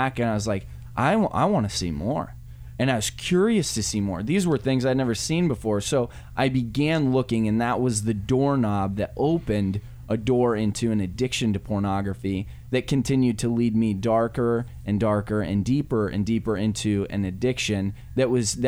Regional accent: Wyoming, United States; I grew up in the rolling hills of wonderful Wyoming

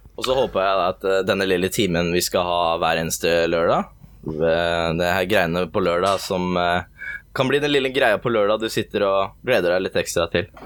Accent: Porsgrunn, Telemark, Norway; moved away as an adult; also born or lived in Skien; now in Gjøvik, Norway; Jeg er oppvokst på vestsida. Det er um, pene delen av Porsgrunn

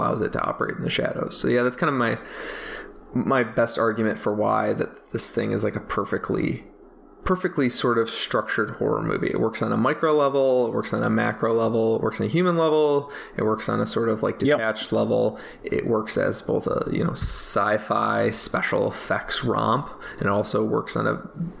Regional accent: Midwest, United States; I'm from the Midwest

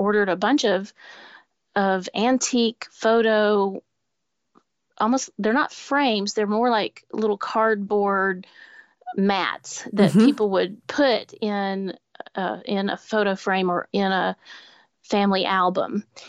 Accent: Nashville, Tennessee, United States; The other original artworks were put on display at Parnassus Books, my hometown bookshop here in Nashville

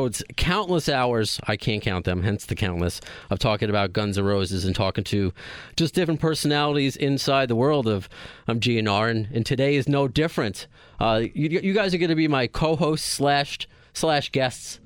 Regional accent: Long Island, New York, United States; most of you are from Long Island, just like I am.

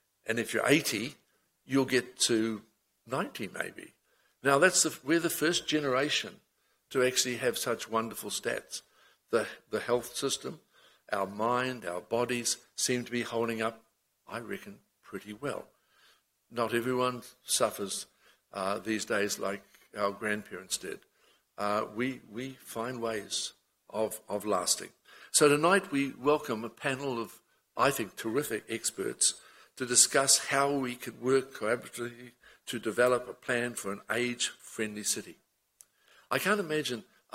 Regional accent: Auckland, New Zealand; I was born in Ponsonby and moved west, of which I found such an irresistible urge to be a Westie

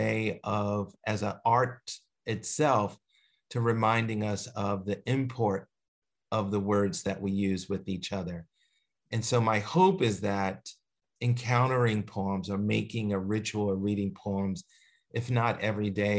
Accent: Philadelphia, Pennsylvania, United States; moved away; also born or lived in Eugene, Oregon; growing up in Philadelphia

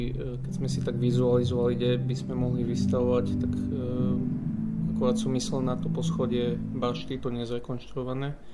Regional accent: Bardejov, Prešov Region, Slovakia; moved away; Bardejov je moje rodné mesto, takže je to taká moja, ako sa povie, srdcovka.

